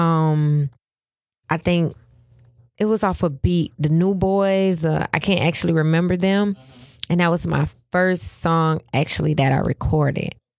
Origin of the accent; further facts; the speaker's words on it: Pompano Beach, Florida, United States; Growing up in Pompano